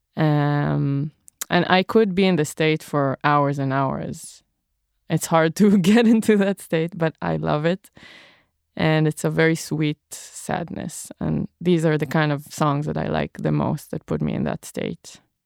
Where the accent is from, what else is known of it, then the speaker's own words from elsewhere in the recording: Israel; moved away; I'm from Israel